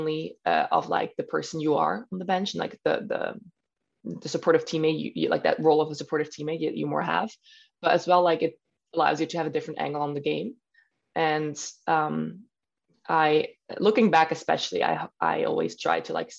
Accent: Switzerland; first language German; English is a second language; now in Spain; I'm German speaking. My mother language is in German.

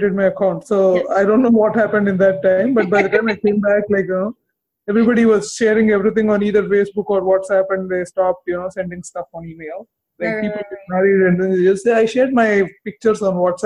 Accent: India; moved away as an adult; also born or lived in Germany / United States; now in Toronto, Canada; I'm originally from India

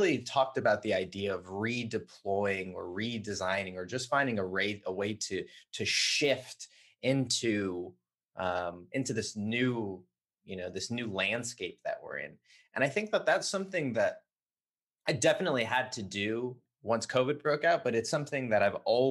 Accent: Southern California, United States; I grew up in Southern California

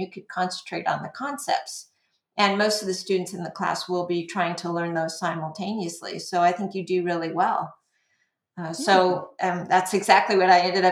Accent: La Mesa, California, United States; also born or lived in Los Angeles area; we moved to a suburb of San Diego, La Mesa, when I was about a year old, from the Los Angeles area.

